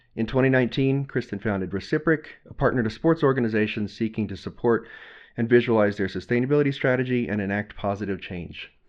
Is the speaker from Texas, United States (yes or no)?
yes; Texas, United States; growing up in Texas